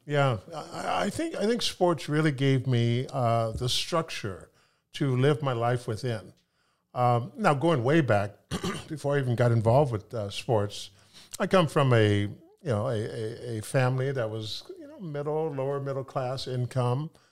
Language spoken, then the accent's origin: English; Sacramento, California, United States; moved away as an adult; also born or lived in Pullman, Washington / Italy; now in Seattle, United States; I grew up in Sacramento, California